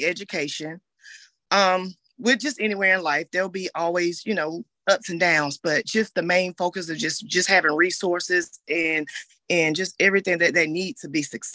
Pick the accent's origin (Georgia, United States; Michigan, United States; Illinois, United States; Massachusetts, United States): Georgia, United States; Augusta; I'm from Augusta, Georgia. I've been here all my life